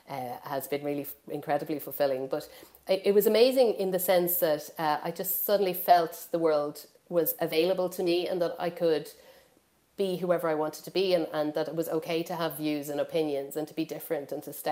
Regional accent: Ireland; growing up in Ireland, so I was born in 1975

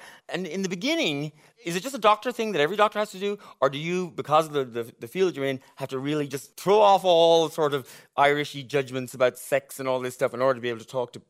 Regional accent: Connacht, Ireland; from Mayo, so now be careful.

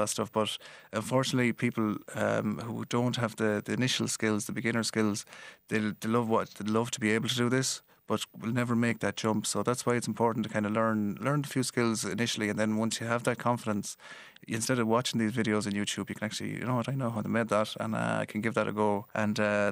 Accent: Galway, Connacht, Ireland; accent: Galway; my Galway accent

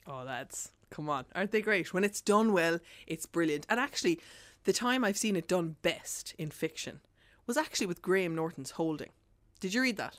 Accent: Ireland; our inherited trauma as Irish people

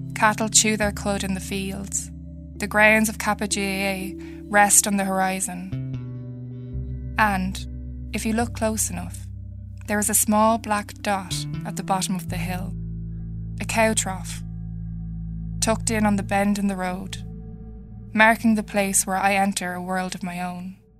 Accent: North Kildare, Leinster, Ireland; I'm a writer from North Kildare, and I grew up

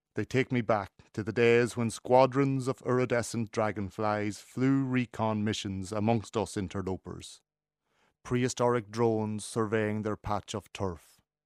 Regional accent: North Leitrim, Connacht, Ireland; When I was growing up in North Leitrim, we were expected to turn out a couple of hundred pyramids of turf a day

